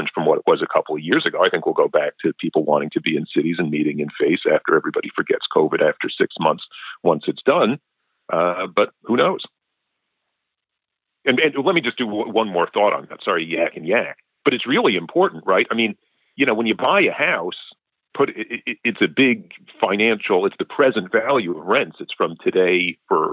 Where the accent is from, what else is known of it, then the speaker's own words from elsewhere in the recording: New York City, New York, United States; moved away; I grew up in New York City in the 80s